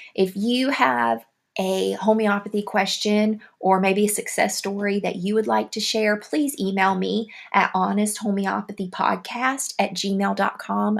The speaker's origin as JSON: {"language": "English", "region": "the South", "country": "United States", "accent": "southern", "said": "my southern accent"}